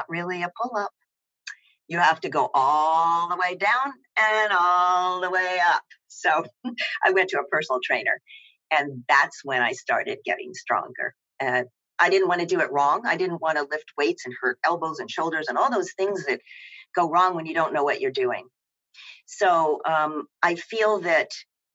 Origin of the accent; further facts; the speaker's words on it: Tennessee, United States; moved away as an adult; also born or lived in New York; I grew up in Tennessee